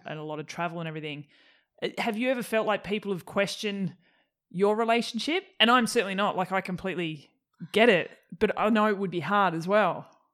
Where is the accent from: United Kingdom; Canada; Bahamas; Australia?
Australia; Tasmania; moved away; I'm from Tassie originally